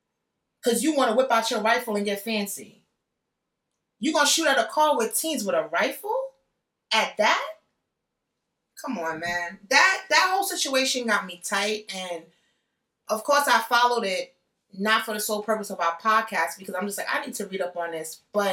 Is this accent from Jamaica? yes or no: yes; Jamaica; Like, I'm Jamaican. People know I'm loud.